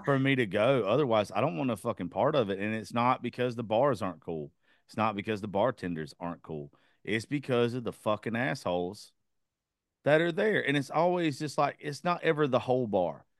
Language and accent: English; Georgia, United States; that's where I grew up. I'm in, I'm from Georgia.